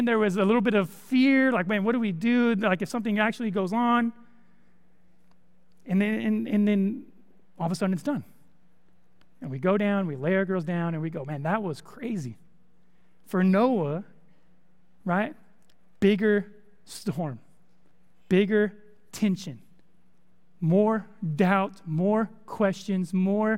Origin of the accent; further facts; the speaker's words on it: California, United States; moved away as an adult; also born or lived in Texas; now in Conway, United States; I'm from California. I'm not used to storms